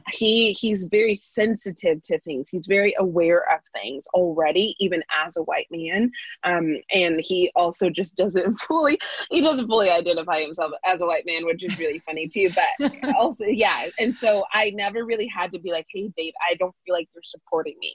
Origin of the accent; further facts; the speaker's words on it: Bay Area, California, United States; I grew up in the Bay Area